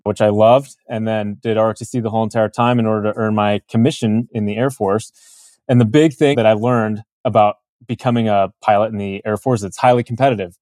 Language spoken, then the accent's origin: English; Chicago, Illinois, United States; I was born in Chicago area, Illinois, in the suburbs of Chicago.